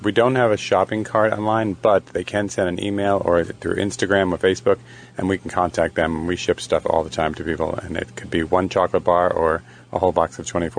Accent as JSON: {"language": "English", "town": "New York City", "region": "New York", "country": "United States", "moved": "yes", "lives_now": "Wilton Manors, United States", "said": "I'm from Brooklyn"}